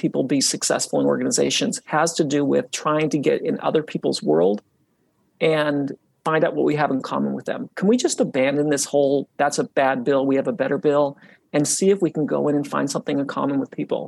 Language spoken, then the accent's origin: English; Utah, United States; when I was young, I grew up in Utah, and I grew up really close to the mountains.